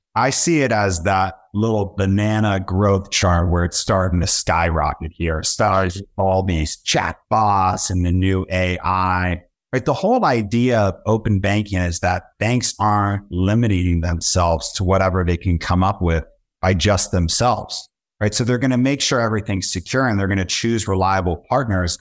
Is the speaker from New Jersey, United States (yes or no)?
no; Southern California, United States; now in Brooklyn, New York, United States; based out of Brooklyn, New York, born and raised in Southern California